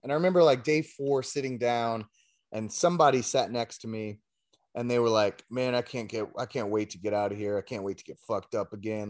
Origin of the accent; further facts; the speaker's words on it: Lafayette, Louisiana, United States; I was born in Lafayette